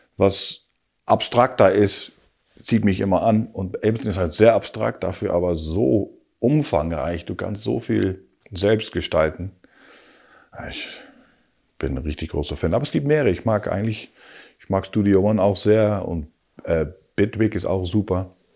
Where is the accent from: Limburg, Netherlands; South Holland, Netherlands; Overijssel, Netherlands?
South Holland, Netherlands; Rotterdam; also born or lived in Hamburg / Hanover; now in Berlin, Germany; ich bin natürlich Haferjung, ich komme aus Rotterdam